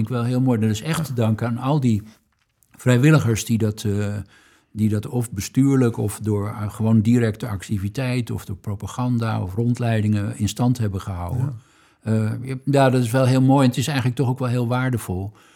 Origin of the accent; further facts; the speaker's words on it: Groningen, Netherlands; we weten allemaal als Groningers